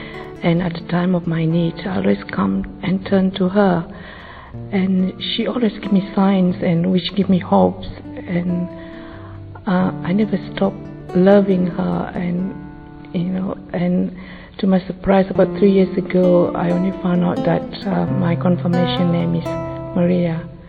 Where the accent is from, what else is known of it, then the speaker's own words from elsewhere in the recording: Malaysia; moved away; I come from Malaysia and have been living here for many years.